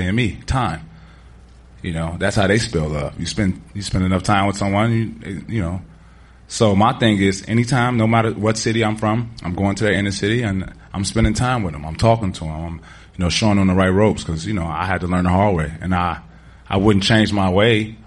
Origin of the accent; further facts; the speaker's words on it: Chicago, Illinois, United States; moved away; I'm from the dirt of Chicago.